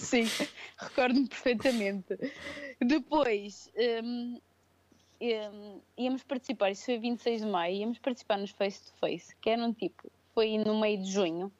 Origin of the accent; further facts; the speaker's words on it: São Pedro do Sul, Viseu, Portugal; moved away as an adult; also born or lived in Lisbon; eu sou de Viseu, sou de São Pedro do Sul